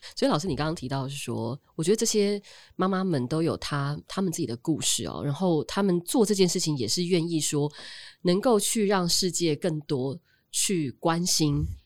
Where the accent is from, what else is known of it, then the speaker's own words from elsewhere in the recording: Taiwan; 我们台湾人